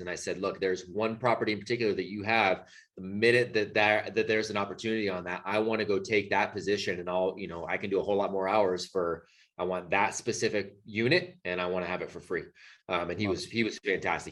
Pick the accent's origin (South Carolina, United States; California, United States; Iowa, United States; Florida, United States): California, United States; Bay Area; moved away as an adult; now in North Carolina, United States; California born and raised. You know, my wife and I both uh, grew up in the Bay Area